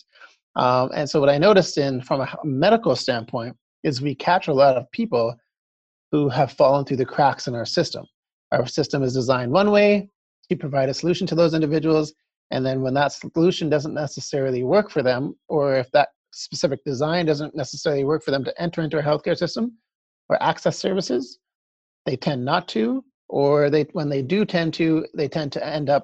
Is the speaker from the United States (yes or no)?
no; Calgary, Alberta, Canada; moved away as an adult; also born or lived in Vancouver, Canada / Edmonton, Canada; now in Halifax, Canada; born and raised in Calgary